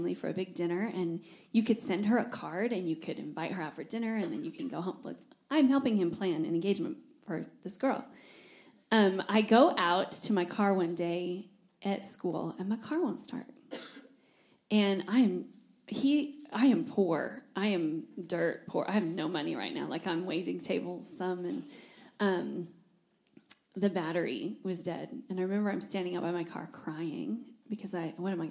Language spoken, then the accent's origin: English; Iowa, United States; moved away as an adult; also born or lived in Fort Worth, Texas; now in Tennessee, United States; I was from Iowa